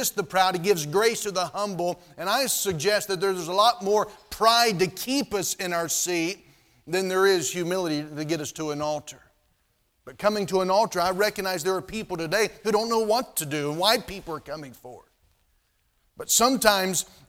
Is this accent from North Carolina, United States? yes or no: yes; North Carolina, United States; moved away; where I was living, where I grew up in North Carolina